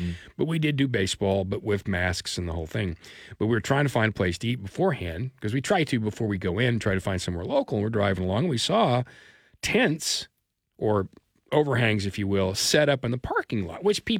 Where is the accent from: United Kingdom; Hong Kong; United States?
United Kingdom; England; no, I'm English.